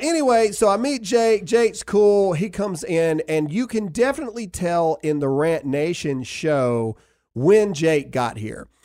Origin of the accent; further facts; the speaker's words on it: the South, United States; We are just people from the South